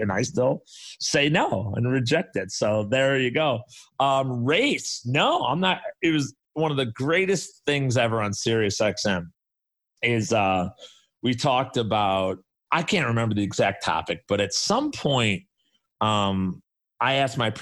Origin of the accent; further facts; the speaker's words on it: Chicago, Illinois, United States; I grew up on the South Side of Chicago